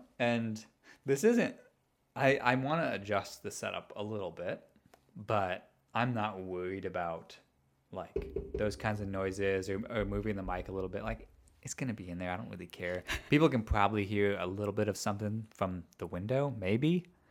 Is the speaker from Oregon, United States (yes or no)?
no; outside of Chicago, Illinois, United States; moved away; Well, I'm from outside of Chicago.